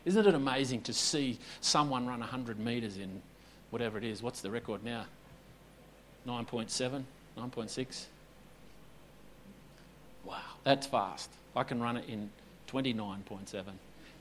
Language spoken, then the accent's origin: English; Perth, Western Australia, Australia; moved away as an adult; also born or lived in Esperance / Noosa; I was born in 1974 in Perth, WA